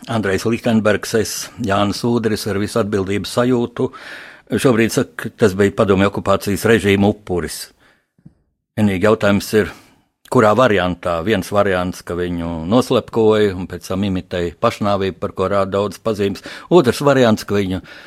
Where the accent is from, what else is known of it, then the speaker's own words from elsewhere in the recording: Latvia; mums pašiem latviešiem